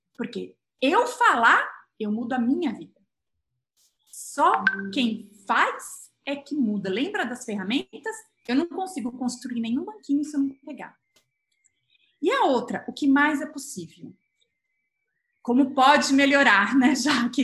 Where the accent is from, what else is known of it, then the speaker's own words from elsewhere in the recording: Brazil; moved away as an adult; also born or lived in England; eu sou brasileira